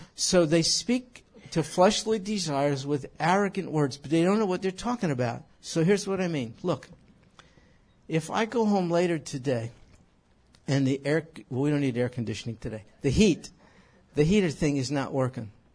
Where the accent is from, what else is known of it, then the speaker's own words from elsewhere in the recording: New York, United States; moved away; When I was a kid growing up in New York